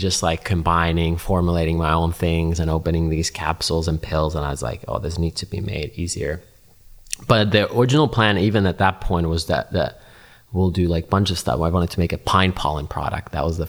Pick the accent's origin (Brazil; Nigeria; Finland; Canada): Finland; English is a second language; the knowledge I learned growing up in Finland was not commonly available.